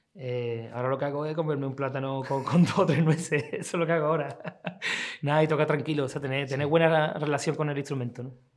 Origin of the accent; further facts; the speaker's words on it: Seville, Andalusia, Spain; nací yo aquí, nací en Sevilla, pero vivo ahí, aquí a, 7, o ocho calles.